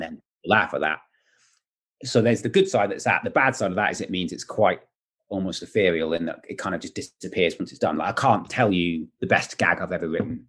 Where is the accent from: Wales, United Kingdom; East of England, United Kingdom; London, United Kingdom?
Wales, United Kingdom; I'm Welsh